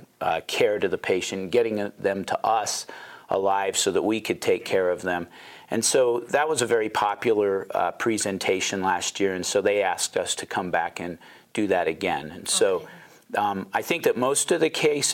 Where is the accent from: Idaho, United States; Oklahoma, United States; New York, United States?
Idaho, United States; Pocatello; also born or lived in Seattle, Washington; I'm actually originally from Pocatello, grew up here.